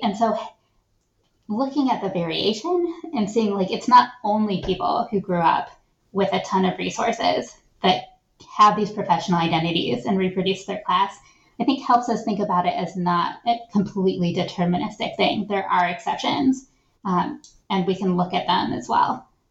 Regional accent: Shaker Heights, Ohio, United States; I grew up in Shaker Heights, Ohio, which is a wealthy suburb of Cleveland. And then right before I was starting seventh grade, we moved to rural Ohio

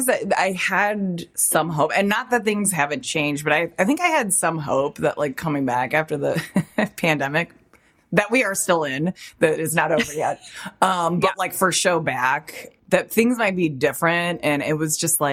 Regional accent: Chicago, Illinois, United States; I'm from Chicago

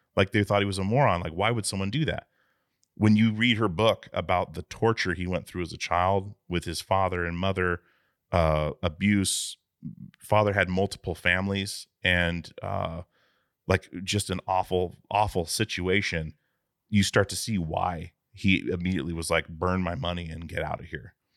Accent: Alaska, United States; I grew up in Alaska

